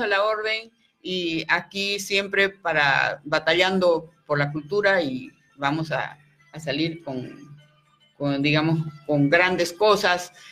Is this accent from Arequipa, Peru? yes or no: yes; Arequipa, Peru